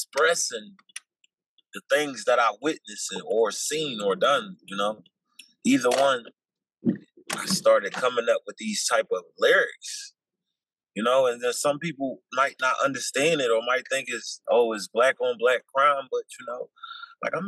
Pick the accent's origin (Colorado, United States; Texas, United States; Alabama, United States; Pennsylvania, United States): Pennsylvania, United States; Philadelphia; I'm from South Philly, Philadelphia, born and raised